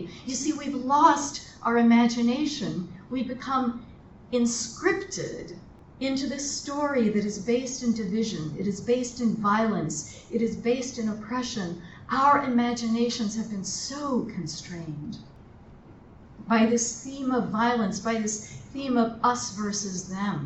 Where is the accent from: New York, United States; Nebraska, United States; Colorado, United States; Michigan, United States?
Colorado, United States; moved away; I'm from Colorado